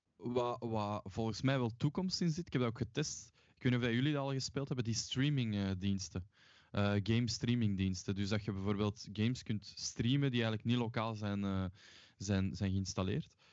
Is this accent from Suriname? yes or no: no; Mechelen, Flanders, Belgium; moved away; ik ben oorspronkelijk van Mechelen